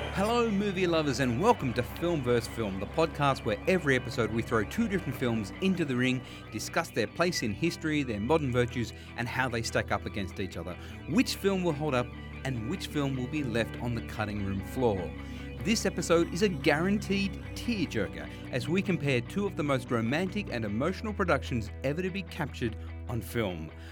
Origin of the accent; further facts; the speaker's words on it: Sydney, New South Wales, Australia; we grew up together on Durra Gland, out in Western Sydney